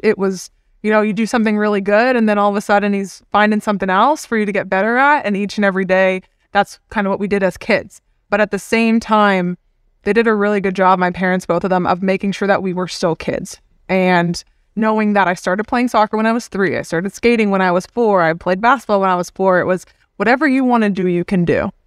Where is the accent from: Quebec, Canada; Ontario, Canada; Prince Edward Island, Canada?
Ontario, Canada; Hamilton; as a kid growing up in Canada